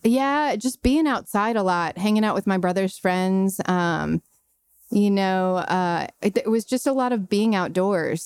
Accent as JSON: {"language": "English", "town": "Brentwood", "region": "Tennessee", "country": "United States", "tie": "born or raised there", "also_born_or_lived": "Chicago", "said": "I grew up in Brentwood, went to Scales Elementary"}